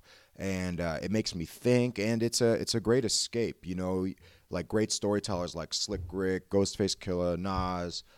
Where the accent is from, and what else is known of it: Lombard, Illinois, United States; born or raised there